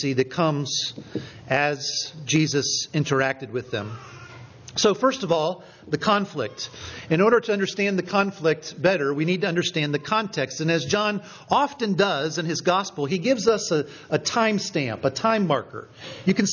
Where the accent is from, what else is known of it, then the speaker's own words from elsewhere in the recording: Richmond, Indiana, United States; moved away; my hometown, Richmond, Indiana